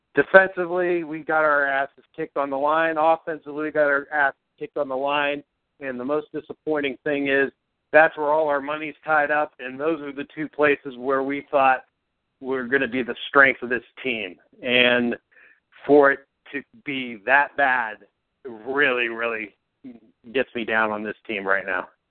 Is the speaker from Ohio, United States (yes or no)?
yes; Cleveland, Ohio, United States; I am the Cleveland born and raised, Buckeye born and bred